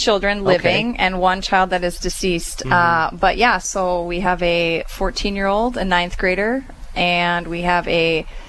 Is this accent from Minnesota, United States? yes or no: yes; East Grand Forks, Minnesota, United States; also born or lived in Mankato; Yeah, so I was born and raised in East Grand Forks, and I attended Sacred Heart School in East Grand Forks. Actually, I'm a fourth generation graduate of Sacred Heart School